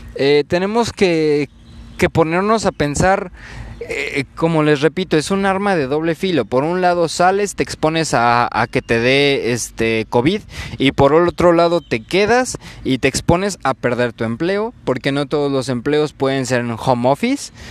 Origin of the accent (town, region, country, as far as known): Mexico